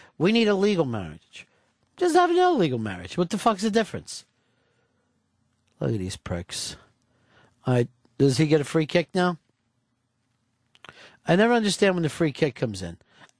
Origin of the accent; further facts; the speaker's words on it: Kentucky, United States; Oh, I remember. I was born and raised in Kentucky.